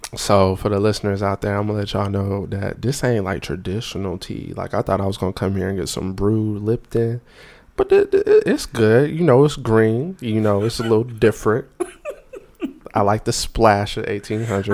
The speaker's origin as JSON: {"language": "English", "town": "Raleigh", "region": "North Carolina", "country": "United States", "said": "I'm from Raleigh, North Carolina"}